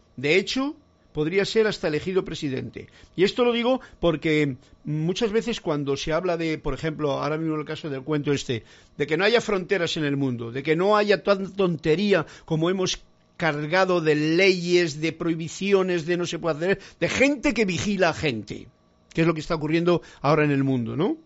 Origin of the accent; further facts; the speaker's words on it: Spain; para mí que soy español